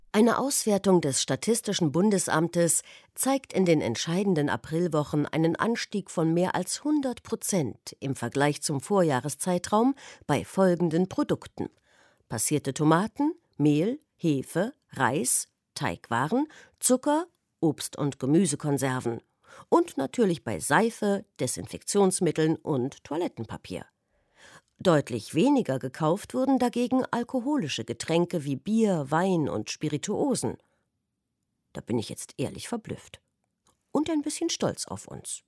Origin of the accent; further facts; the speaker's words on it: Thuringia, Germany; Ich komme aus Thüringen.